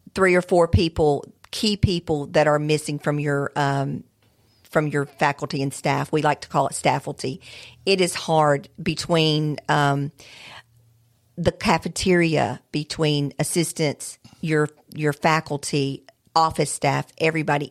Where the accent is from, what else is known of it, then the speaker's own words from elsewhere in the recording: Alabama, United States; moved away; I am from Alabama